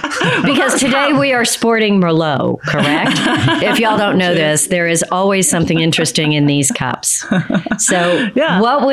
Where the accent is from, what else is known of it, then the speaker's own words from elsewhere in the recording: Texas, United States; I'm a Texas girl, y'all.